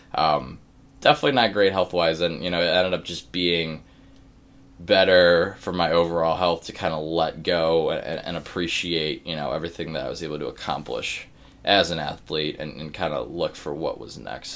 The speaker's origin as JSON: {"language": "English", "town": "Cleveland", "region": "Ohio", "country": "United States", "moved": "yes", "lives_now": "Pittsburgh, United States", "said": "I am from Cleveland, Ohio"}